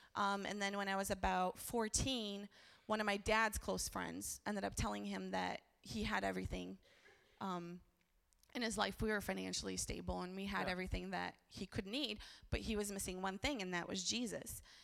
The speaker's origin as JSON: {"language": "English", "country": "Brazil", "tie": "born or raised there", "said": "I was born in Brazil"}